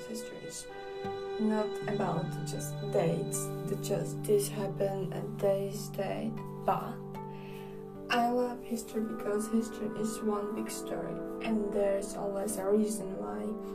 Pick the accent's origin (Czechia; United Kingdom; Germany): Czechia; I am from the Czech Republic